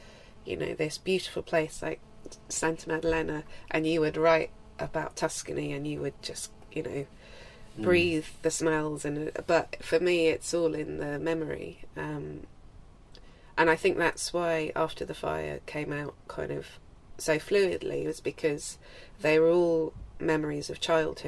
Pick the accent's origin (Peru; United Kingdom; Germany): United Kingdom; Isle of Wight, South East England; childhood memories of growing up in the Isle of Wight